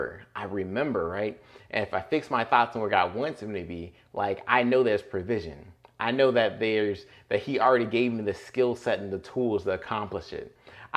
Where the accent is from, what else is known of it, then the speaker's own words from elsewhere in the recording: Tampa, Florida, United States; So I'm originally from Tampa, Florida. Lots of family still there.